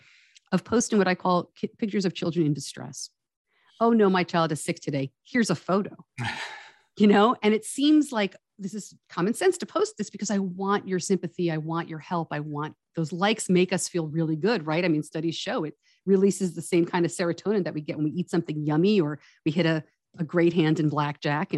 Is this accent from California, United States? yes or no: no; Westchester County, suburban New York City, United States; I grew up in suburban New York, outside of New York City